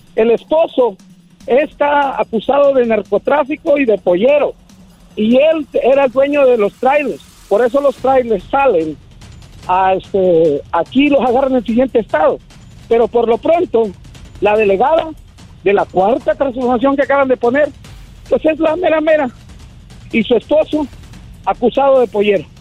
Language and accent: Spanish; Michoacán, Mexico; also born or lived in United States; soy de Michoacán